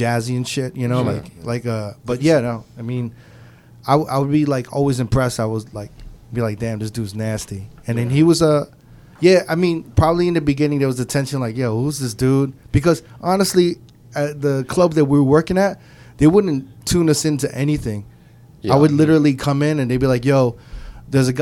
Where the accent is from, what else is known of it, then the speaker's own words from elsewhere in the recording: New York, United States; I'm from New York